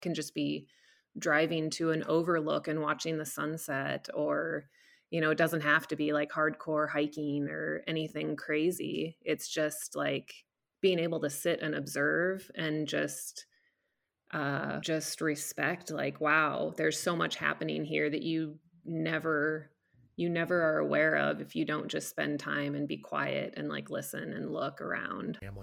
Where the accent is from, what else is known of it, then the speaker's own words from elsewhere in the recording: Cedar Falls, Iowa, United States; moved away as an adult; also born or lived in Colorado; now in California, United States; I grew up in, uh, in Cedar Falls, Iowa